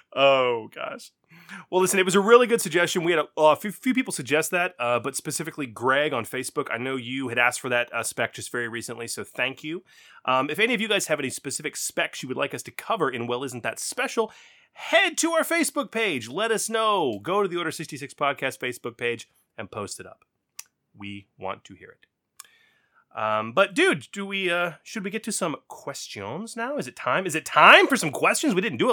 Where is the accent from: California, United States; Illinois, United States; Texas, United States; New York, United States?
Texas, United States; I'm Texan.